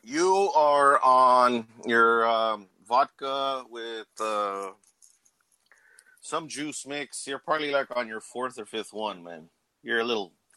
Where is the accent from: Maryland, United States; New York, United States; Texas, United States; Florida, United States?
Texas, United States; Laredo; Born and raised in Laredo my whole life, dude. This is my hometown